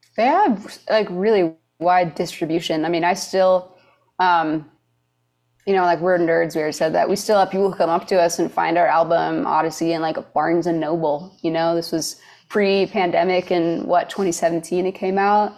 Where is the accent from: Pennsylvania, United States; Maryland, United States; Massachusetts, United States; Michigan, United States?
Michigan, United States; moved away as an adult; also born or lived in Wisconsin; now in Nashville, United States; I was born in Wisconsin, but my parents work at an art school in Michigan